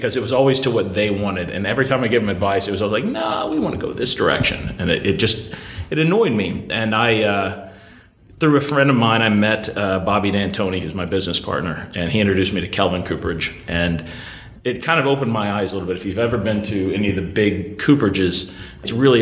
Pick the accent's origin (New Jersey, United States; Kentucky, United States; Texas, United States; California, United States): Kentucky, United States; Louisville; I grew up in Louisville, Kentucky